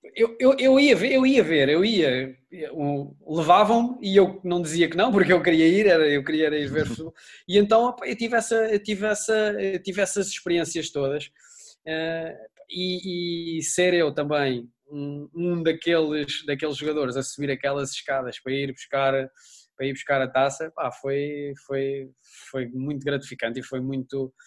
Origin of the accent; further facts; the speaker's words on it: Lisbon, Portugal; eu sou alfacinha